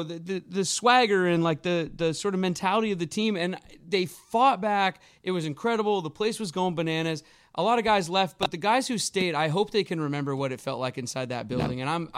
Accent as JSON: {"language": "English", "town": "Seattle", "region": "Washington", "country": "United States", "tie": "born or raised there"}